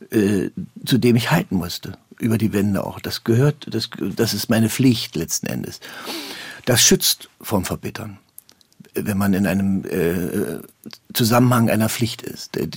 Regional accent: Germany; Das ist, das ist unsere deutsche Prägung. Da kommen wir nicht raus. Wir sind keine Italiener

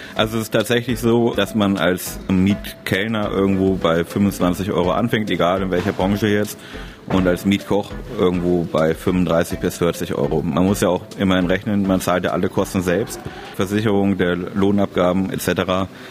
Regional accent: Parchim, Mecklenburg-Vorpommern, Germany; ich komme aus Parchim, Mecklenburg-Vorpommern

